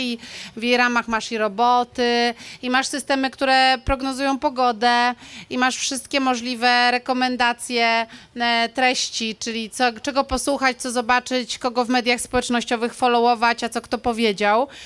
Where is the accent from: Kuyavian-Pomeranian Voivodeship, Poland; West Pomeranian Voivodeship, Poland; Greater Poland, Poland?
West Pomeranian Voivodeship, Poland; Szczecin; moved away; ja chodziłam do dwójki e, na e, Wałach Chrobrego, jeśli chodzi o liceum